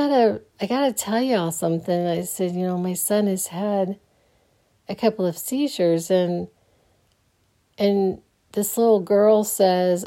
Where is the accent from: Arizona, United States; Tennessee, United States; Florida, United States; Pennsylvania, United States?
Arizona, United States; Phoenix; I grew up in the West Side of Phoenix